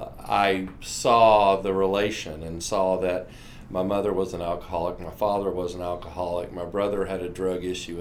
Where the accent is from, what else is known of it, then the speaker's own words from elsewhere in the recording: Atlantic Beach, Florida, United States; I am from Atlantic Beach, Florida